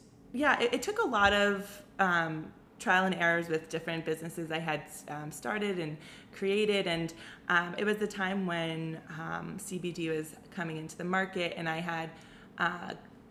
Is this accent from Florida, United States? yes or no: no; Atlanta, Georgia, United States; moved away as an adult; also born or lived in California; now in New York, United States; I'm originally from Atlanta. I moved out west to California for school.